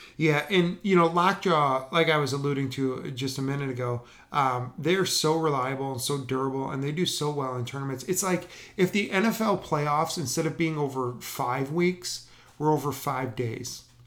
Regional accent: Wisconsin, United States; growing up in Wisconsin as a Packer fan

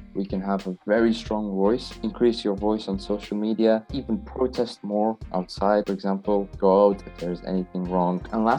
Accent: Pakistan; I am from Pakistan, and I am 16 years old.

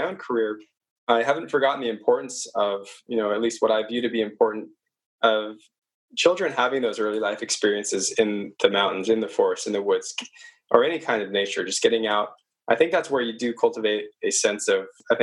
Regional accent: Orange County, California, United States; I actually grew up in the city, sort of a suburb. I live in Orange County, which is one of the bigger counties in California

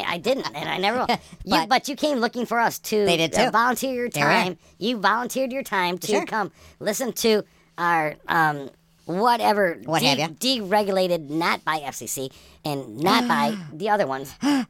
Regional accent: Canada; It's just like, I'm from Canada.

